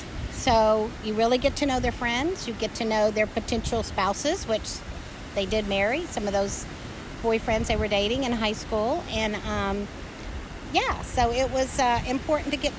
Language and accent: English; Marietta, Georgia, United States; I'm from Marietta, Georgia, which is north of Atlanta.